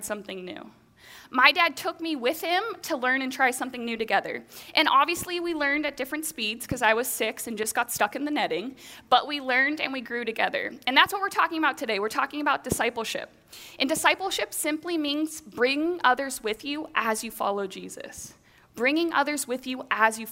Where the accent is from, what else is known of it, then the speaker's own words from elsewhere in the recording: Bellingham, Washington, United States; So I grew up here in the Pacific Northwest, here in Bellingham.